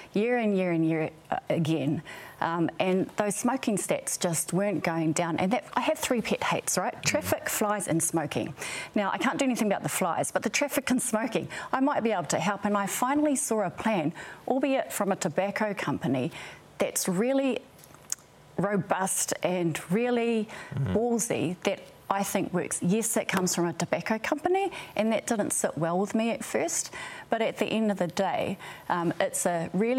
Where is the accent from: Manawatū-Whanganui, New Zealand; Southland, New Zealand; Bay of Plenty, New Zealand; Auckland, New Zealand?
Bay of Plenty, New Zealand; Tūhoe; I'm from Tuhoe